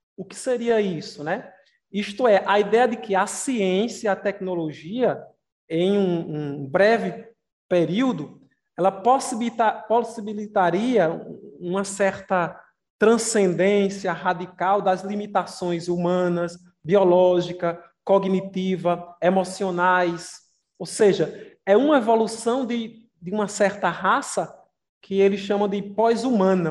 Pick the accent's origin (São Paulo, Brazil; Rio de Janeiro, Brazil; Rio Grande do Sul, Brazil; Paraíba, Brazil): Paraíba, Brazil; Campina Grande; Campina Grande, eu sou de Campina Grande